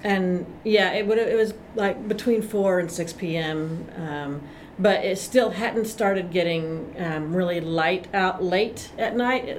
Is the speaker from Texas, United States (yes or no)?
yes; Austin, Texas, United States; also born or lived in Greenville, Texas; I'm from Austin, Texas, although I was born in Greenville